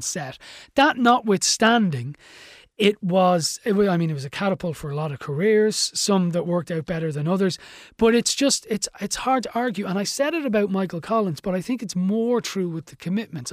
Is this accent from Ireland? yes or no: yes; Ireland; an Irish person